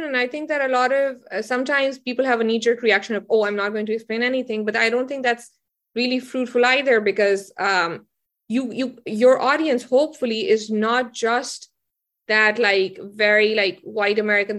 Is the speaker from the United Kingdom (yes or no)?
no; Potohar region, Punjab, Pakistan; now in United States; I'm from the Potohar region in Pakistan, which is where like Islam, not Islamabad as much, but Rawalpindi and like the places south of it